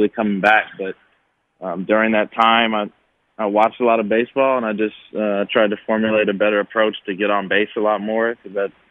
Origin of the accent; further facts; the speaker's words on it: El Cerrito, California, United States; That's 10 minutes from my hometown in El Cerrito, California.